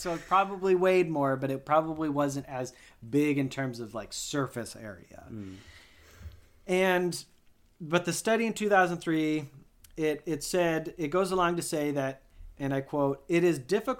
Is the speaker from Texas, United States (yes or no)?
yes; Texas, United States; Hey, I'm from Texas. I talk how I want.